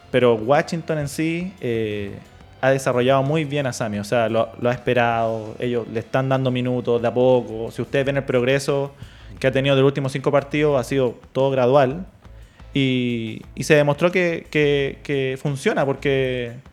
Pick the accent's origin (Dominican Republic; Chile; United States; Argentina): Chile; nosotros como chilenos tenemos